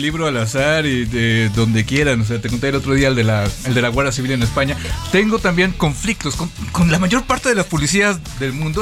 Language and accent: Spanish; Mexico City, Mexico; pues de la Ciudad de México